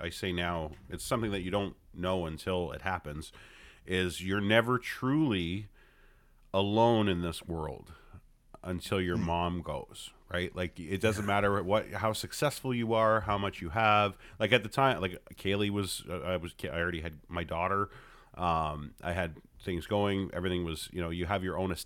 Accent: Hamilton, Ontario, Canada; I'm born and raised in Hamilton. Yeah, no, I never left

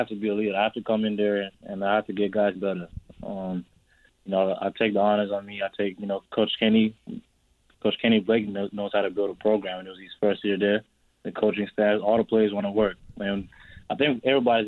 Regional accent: Australia; also born or lived in South Sudan / Canada; now in United States; I'm South Sudanese, you know. I grew up in Australia.

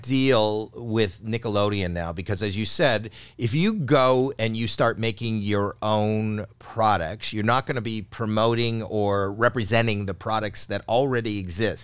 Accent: Canada; I'm Canadian

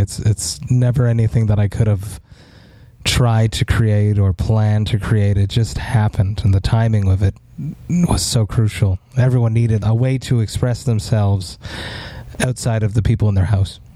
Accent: Montreal, Quebec, Canada; see a big ass show in my hometown

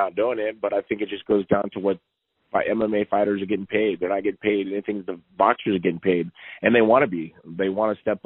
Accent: United States; I have Mexican descent in my blood, but I'm American

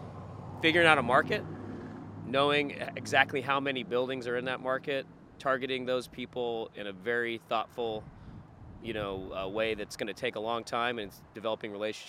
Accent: Glendora, California, United States; moved away as an adult; now in Newport Beach, United States; I grew up in Glendora, okay. California.

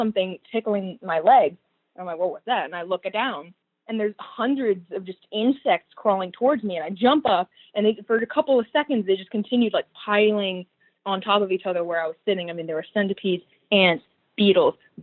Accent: San Diego, California, United States; moved away; I was born and raised in San Diego, California.

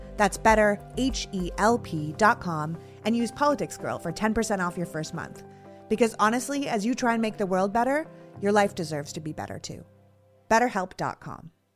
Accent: Toronto, Ontario, Canada; growing up in Toronto

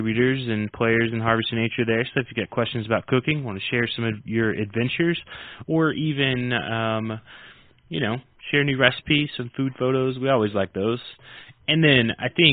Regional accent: southeast or southern United States, United States; I'm from the southeast or southern United States, and my accent tends to vary depending.

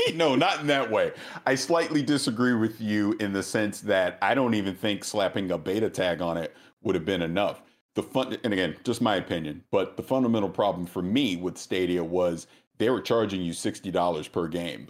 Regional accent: the South, United States; I'm from the South

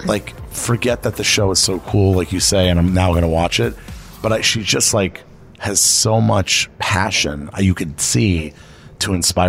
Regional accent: Miami, Florida, United States; I'm born and raised in Miami

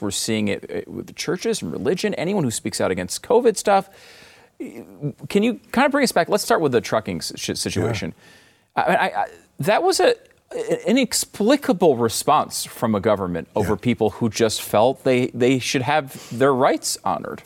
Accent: United States; As an American

